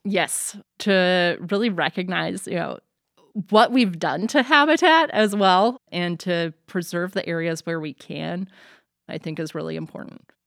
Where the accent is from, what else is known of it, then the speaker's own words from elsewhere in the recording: Missoula, Montana, United States; moved away; growing up in Missoula, we spent a lot of time outdoors